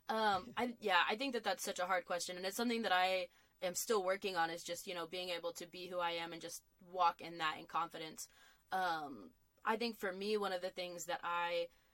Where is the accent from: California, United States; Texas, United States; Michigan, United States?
Texas, United States; Lubbock; I grew up in Lubbock, Texas